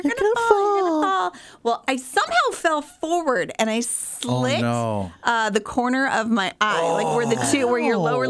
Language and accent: English; California, United States; and then my dad's job transferred, so the youngest three of us were born in Orange County.